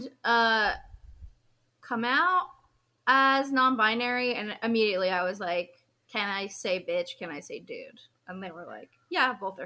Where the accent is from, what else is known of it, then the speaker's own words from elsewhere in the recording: California, United States; I grew up in California